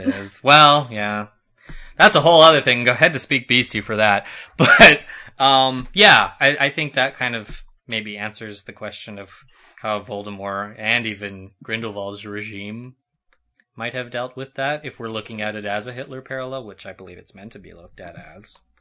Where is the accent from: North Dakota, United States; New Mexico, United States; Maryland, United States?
New Mexico, United States; I live, I come from New Mexico.